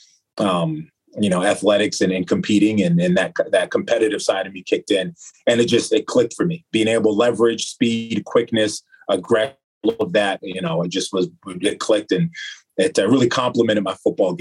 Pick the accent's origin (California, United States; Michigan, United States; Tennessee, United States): California, United States; San Diego; moved away as an adult; now in Madison, United States; I'm from San Diego, California, specifically Spring Valley